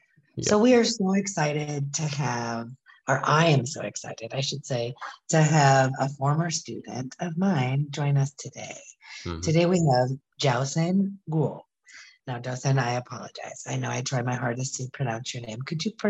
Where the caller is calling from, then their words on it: Guanajuato, Mexico; I am joining from Guanajuato, Mexico.